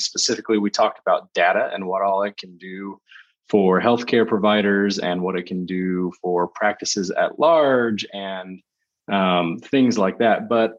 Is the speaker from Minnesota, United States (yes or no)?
no; Texas, United States; born and raised in Texas. So it's like 40 degrees outside right now, and I'm really whiny about it.